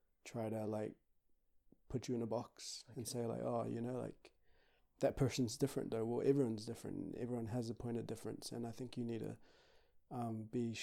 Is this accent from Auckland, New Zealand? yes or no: yes; Auckland, New Zealand; also born or lived in Brisbane, Australia; I was born in Brisbane, raised in Auckland, New Zealand.